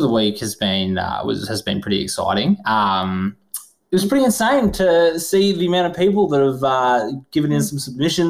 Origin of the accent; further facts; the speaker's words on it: Geelong, Victoria, Australia; I'm born and bred in Geelong. I don't have too much diversity in where I've lived or anything like